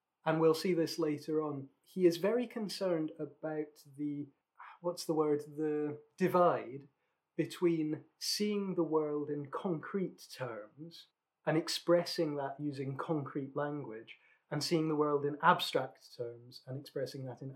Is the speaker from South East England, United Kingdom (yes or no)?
no; Scotland, United Kingdom; being Scottish